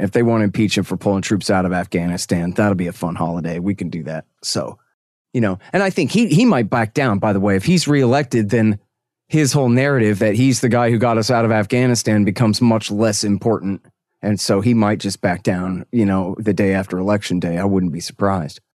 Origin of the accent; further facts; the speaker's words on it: Texas, United States; I'm a Texan